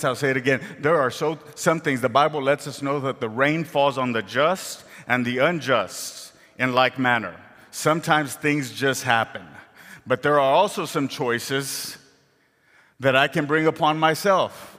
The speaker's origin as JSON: {"language": "English", "area": "Rio Grande Valley", "region": "Texas", "country": "United States", "tie": "born or raised there", "moved": "as an adult", "said": "I grew up in the Rio Grande Valley, way down south, where the grass is green and there's trees all over the place"}